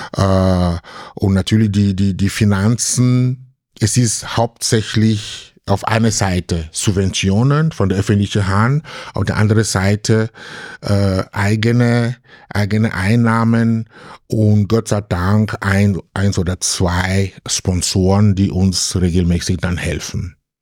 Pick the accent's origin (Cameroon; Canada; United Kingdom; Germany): Cameroon; German is a second language; now in Graz, Austria; jemand wie ich aus Kamerun kommt